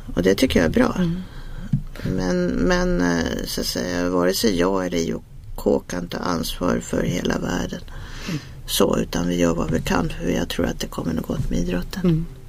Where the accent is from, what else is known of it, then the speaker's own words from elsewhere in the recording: Sweden; jag är svensk